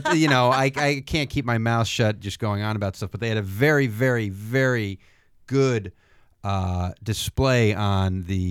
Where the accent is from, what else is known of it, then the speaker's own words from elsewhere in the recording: near the Roosevelt Mansion, Upstate New York, United States; moved away; my hometown is very close to the Roosevelt Mansion